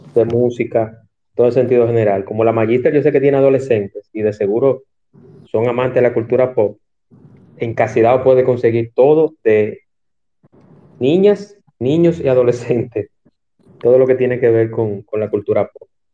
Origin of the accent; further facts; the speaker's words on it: Santo Domingo, Distrito Nacional, Dominican Republic; moved away as an adult; now in Punta Cana, Dominican Republic; yo nací y me crié en Santo Domingo. Lo que pasa es que yo vivo aquí en Punta Cana hace un tiempo.